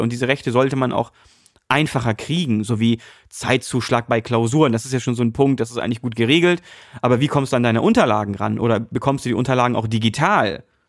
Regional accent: Hamburg, Germany; also born or lived in North Rhine-Westphalia; geboren in NRW, aber äh, groß geworden oder aufgewachsen in Hamburg. Also ich bin eigentlich ein rediger Hamburger

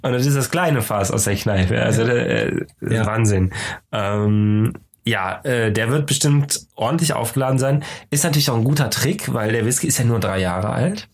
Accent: Cologne, North Rhine-Westphalia, Germany; wir als Kölner haben natürlich das Glück, dass wir gar nicht so weit weg sind von der niederländischen Grenze.

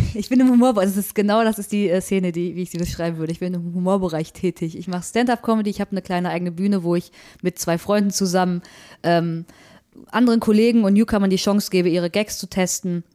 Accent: Recklinghausen, North Rhine-Westphalia, Germany; aber Recklinghausen ist schon ziemlich Ruhrgebiet und gerade Recklinghausen Süd, wo ich herkomme

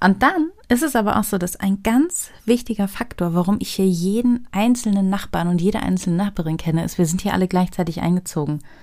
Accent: Celle, Lower Saxony, Germany; moved away as an adult; now in Berlin, Germany; Ich komme aus Niedersachsen, aus Celle, das ist eine kleine Stadt nordöstlich von Hannover.

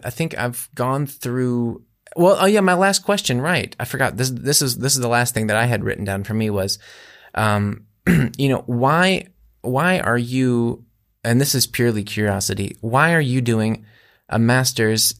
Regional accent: United States; now in Germany; as an American living in Germany

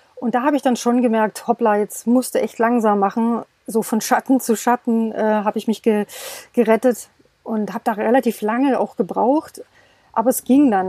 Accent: Stuttgart, Baden-Württemberg, Germany; moved away as an adult; now in Portugal; Also ich komme aus dem Schwabeländle, also ich bin äh, äh, aus der Stuttgarter Ecke. Mhm im Ursprung und wir sind aber hierher ausgewandert

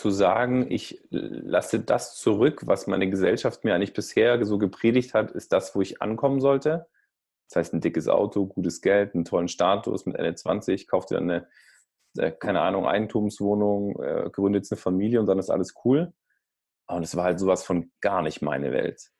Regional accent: Baden-Württemberg, Germany; Vor allem ich als Schwabe, ja, das wäre ja doof.

